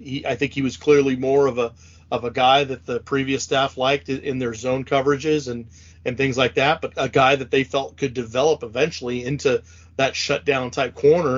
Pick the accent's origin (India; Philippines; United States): United States; Pacific Northwest; someone who was born and raised in the Pacific Northwest